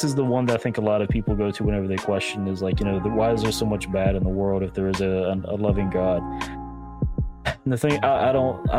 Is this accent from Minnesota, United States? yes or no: no; North Carolina, United States; I'm from North Carolina, so that shouldn't be surprising to anyone that I grew up Baptist.